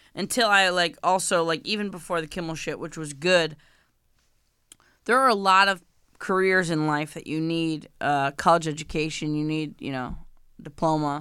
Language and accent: English; New York, United States; I'm from New York